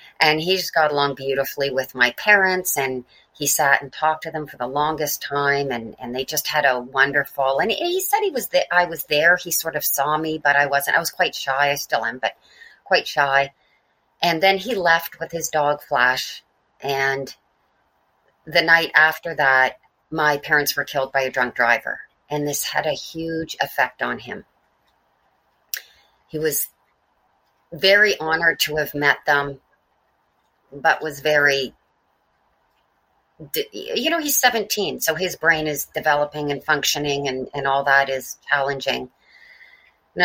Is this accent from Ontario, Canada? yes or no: yes; Mississauga, Ontario, Canada; I was born in Port Credit, Ontario